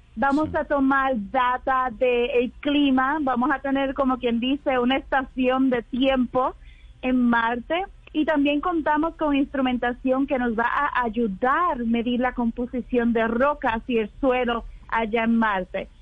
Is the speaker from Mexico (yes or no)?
no; Puerto Rico; Yo soy puertorriqueña, muy boricua